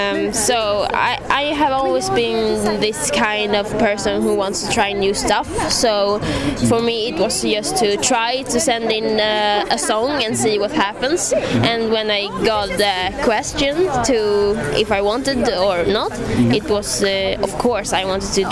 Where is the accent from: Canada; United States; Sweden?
Sweden; I'm from Sweden.